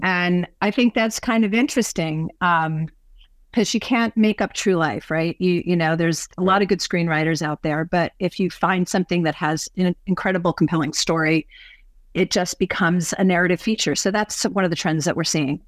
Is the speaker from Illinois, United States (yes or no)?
no; New York, United States; now in Seattle, United States; growing up in New York